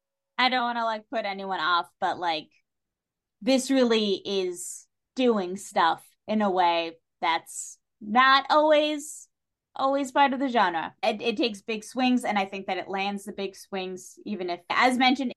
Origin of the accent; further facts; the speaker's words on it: New England, United States; I'm from New England.